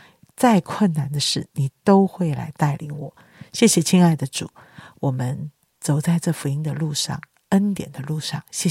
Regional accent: China; 人怎么能不劳而获呢？人怎么能不一分耕耘一分收获啊？这就是我们中国人的。

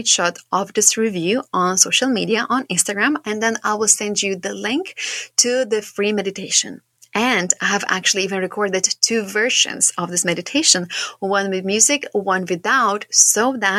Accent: Šiauliai, Šiauliai County, Lithuania; I am from Lithuania. I come from quite a small town, but it's quite big for our Lithuania standards. I come from a place called Šiauliai

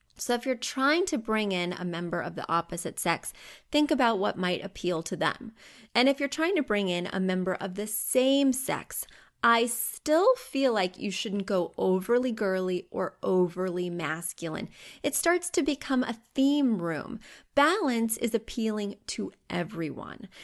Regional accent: Missouri, United States; I grew up in Missouri

